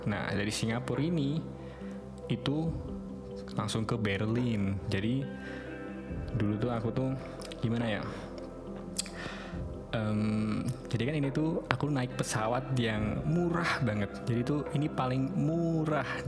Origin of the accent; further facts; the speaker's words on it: Magelang, Central Java, Indonesia; now in Germany; aku pelajar di Jerman. Aku dari Magelang ya, udah cerita dulu.